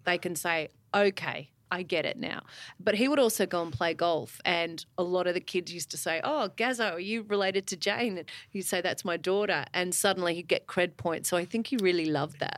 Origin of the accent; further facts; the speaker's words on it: Melbourne, Victoria, Australia; I went to Ivanhoe Girls